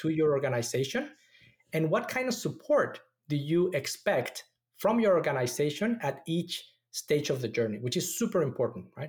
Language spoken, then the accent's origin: English; Mexico City, Mexico; moved away as an adult; also born or lived in Austin, Texas; now in Silicon Valley, United States; I was born and raised in Mexico City